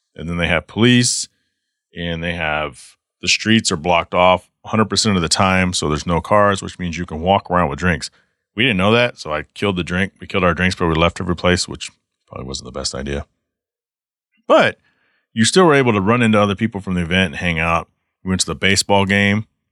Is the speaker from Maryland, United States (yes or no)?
no; Garland, Texas, United States; moved away as an adult; also born or lived in Savannah, Georgia / Douglasville, Georgia; now in Michigan, United States; before my family moved to Texas, which is where I went from kindergarten all the way through, you know, nineteen ninety-nine when I moved to Michigan